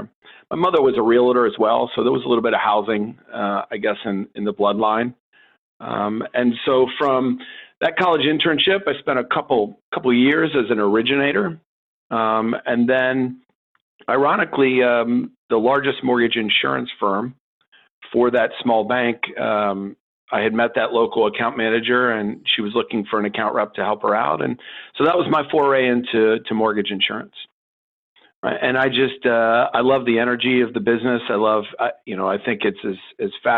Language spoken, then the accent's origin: English; Baltimore, Maryland, United States; also born or lived in Washington, D.C. / New York / New Jersey; I'm actually probably one of the few people born in Washington, D.C. But for the most part, I'm a Baltimore kid